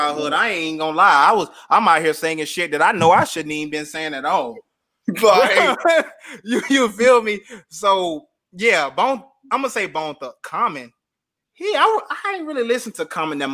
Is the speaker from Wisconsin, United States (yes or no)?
no; Florida, United States; moved away as an adult; I'm from Florida. We only listened to Southern rappers when I was young